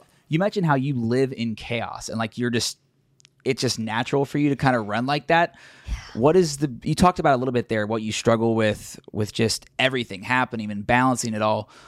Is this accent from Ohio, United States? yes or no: yes; Cincinnati, Ohio, United States; I'm from Cincinnati, and so I'm still based here, big Bengals fan